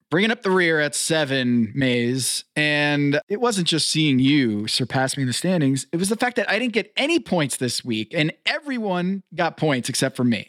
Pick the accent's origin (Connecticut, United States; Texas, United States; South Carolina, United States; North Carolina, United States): North Carolina, United States; born or raised there